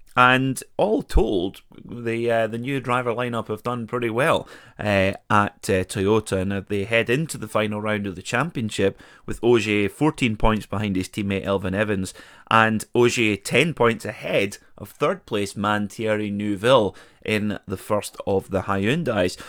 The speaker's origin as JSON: {"language": "English", "town": "Perth", "region": "Scotland", "country": "United Kingdom", "tie": "born or raised there", "said": "my hometown of Perth"}